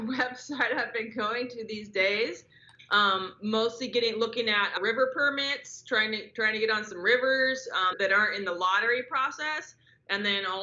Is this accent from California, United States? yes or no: yes; Southern California, United States; growing up in Southern California